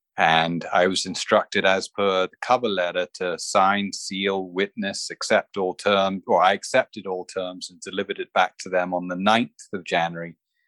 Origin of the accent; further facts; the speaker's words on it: Bahamas; also born or lived in England / Houston; I'm a born Bahamian. I was born in the Bahamas and grew up most of my life here, some of it in England, a year of it in Houston. And I decided to drop out of school at 19 and come back to the Bahamas